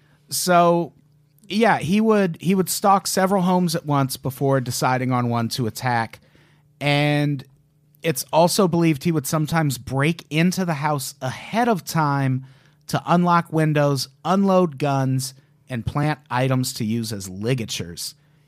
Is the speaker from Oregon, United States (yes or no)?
no; Peoria, Illinois, United States; born there; Same. I was being born in Peoria also.